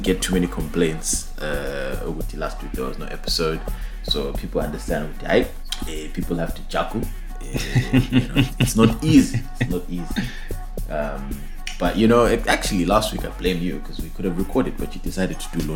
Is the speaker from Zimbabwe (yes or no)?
yes; Zimbabwe; born or raised there